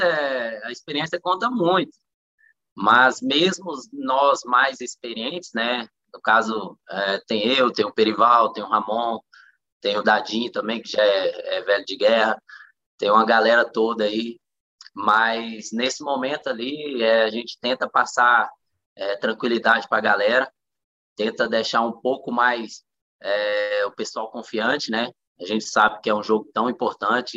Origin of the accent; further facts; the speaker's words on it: Luziânia, Goiás, Brazil; also born or lived in Taguatinga, Federal District; minha vida inteira foi aqui em Lusiânia